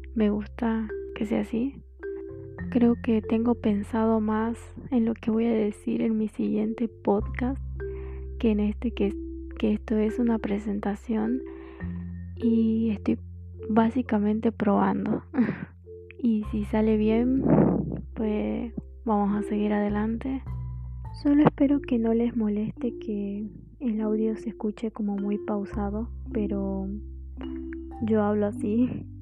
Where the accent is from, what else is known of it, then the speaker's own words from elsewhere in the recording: Jujuy, Argentina; yo soy de Argentina, soy de, de la provincia de Jujuy, por eso tengo un acento o una tonada diferente